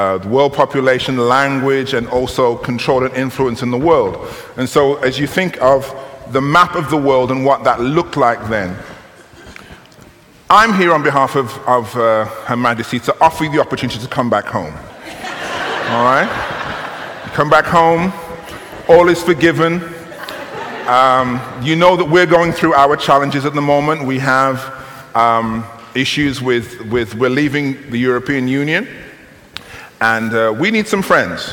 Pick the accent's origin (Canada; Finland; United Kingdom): United Kingdom; you will tell from my accent, and perhaps from some of you will know, that I'm from the United Kingdom, Great Britain